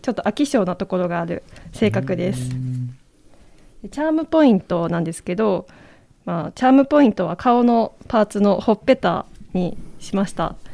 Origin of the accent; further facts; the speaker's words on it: Kyotango, Kyoto, Japan; 出身は京丹後市京都府の京丹後市というところ